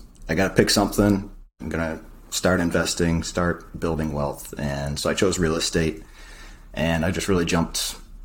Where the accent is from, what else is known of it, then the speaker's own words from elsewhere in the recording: New Hampshire, United States; moved away as an adult; also born or lived in Miami, Florida; I grew up actually in the Northeast, New Hampshire.